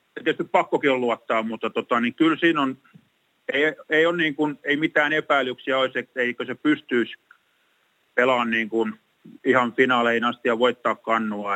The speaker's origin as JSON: {"language": "Finnish", "town": "Tampere", "region": "Pirkanmaa", "country": "Finland", "tie": "born or raised there"}